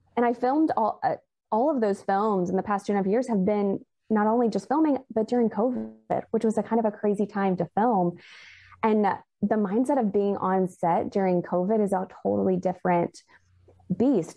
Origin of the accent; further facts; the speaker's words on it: Alabama, United States; moved away; I am originally from Alabama